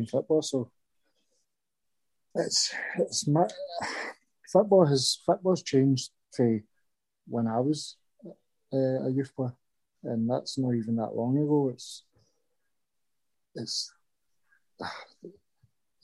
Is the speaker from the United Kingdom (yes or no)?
yes; Scotland, United Kingdom; moved away as an adult; All my pals growing up in Garfarnock